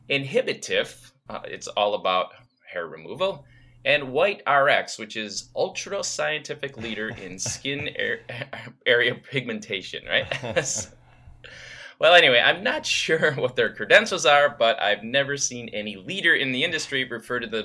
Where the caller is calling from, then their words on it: Maryland, United States; I'm listening from Maryland.